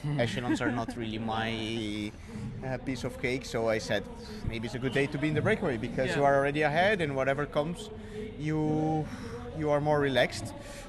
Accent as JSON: {"language": "English", "country": "Brazil", "said": "from Brazil"}